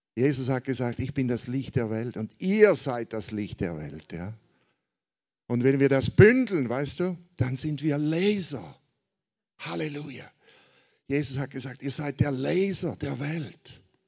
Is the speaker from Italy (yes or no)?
no; Switzerland; Also ich komme aus der Schweiz, wie man hört, ja, nicht aus Amerika wie Gottfried